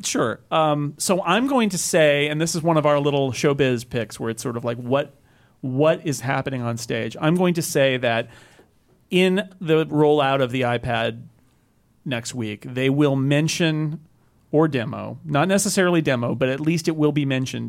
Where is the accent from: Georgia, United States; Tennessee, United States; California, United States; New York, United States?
California, United States; I'm from California